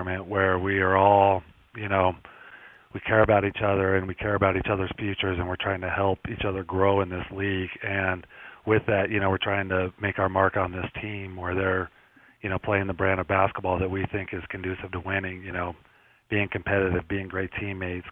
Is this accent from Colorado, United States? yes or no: yes; Colorado, United States; growing up in Colorado